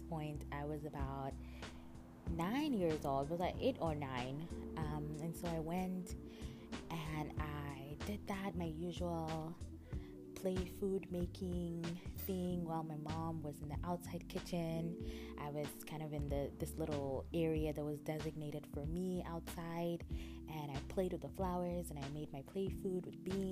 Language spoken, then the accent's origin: English; Calabar, Cross River, Nigeria; I grew up in Calabar, in a city in Nigeria